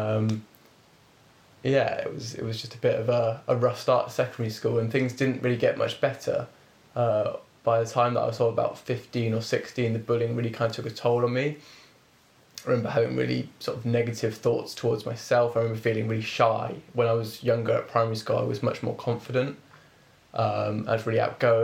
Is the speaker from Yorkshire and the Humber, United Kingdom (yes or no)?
no; Reading, South East England, United Kingdom; I was born here in Reading.